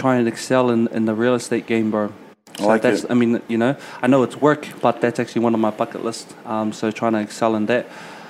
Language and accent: English; Auckland, New Zealand; also born or lived in Tuvalu / Mangere, Auckland; But I was actually born here in Auckland in the 09. Let's go. Yeah, let's go. So, born and bred in Roskill, Mount Roskill, so Central Boy.